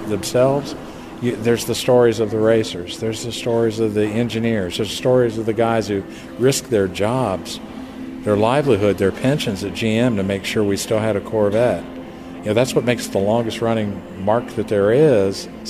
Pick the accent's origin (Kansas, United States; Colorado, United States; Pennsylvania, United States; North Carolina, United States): Kansas, United States; Wichita; also born or lived in California; now in Bowling Green, United States; I'm actually from Wichita, Kansas